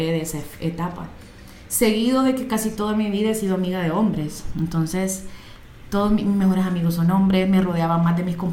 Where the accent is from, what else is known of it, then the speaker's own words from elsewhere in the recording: Moscow, Russia; born there; Nosotros nacimos en Moscú con mi hermana, la pusimos la tienda hace tres años y medio.